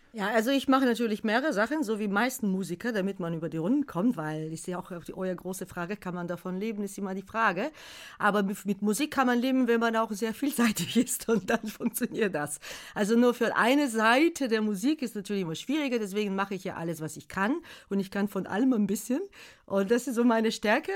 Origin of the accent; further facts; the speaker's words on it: Bulgaria; German is a second language; moved away as an adult; also born or lived in Algeria; now in Germany; ich komme aus Bulgarien, gebürtige Bulgarin